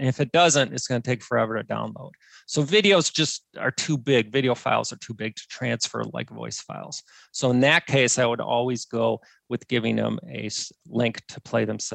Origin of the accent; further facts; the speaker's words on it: Wisconsin, United States; I'm from Wisconsin, which is literally the bowling capital of the world.